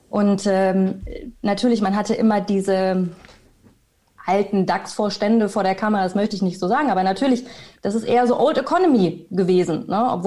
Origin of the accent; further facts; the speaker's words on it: Bielefeld, North Rhine-Westphalia, Germany; moved away as an adult; ich komme aus Bielefeld, äh, bin ich dann mit 19 nach Köln gezogen und habe Medienmanagement studiert.